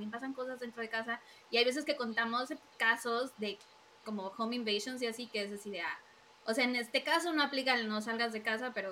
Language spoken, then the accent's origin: Spanish; Veracruz, Mexico; porque somos de Veracruz.